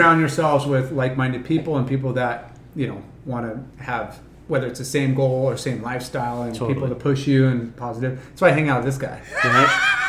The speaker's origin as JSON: {"language": "English", "town": "Huntington Beach", "region": "California", "country": "United States", "tie": "born or raised there", "said": "I grew up here in Huntington"}